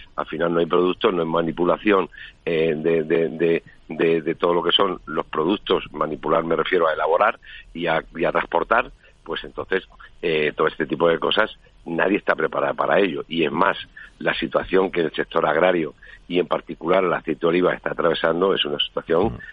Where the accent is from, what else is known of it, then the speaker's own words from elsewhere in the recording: Spain; somos nosotros los españoles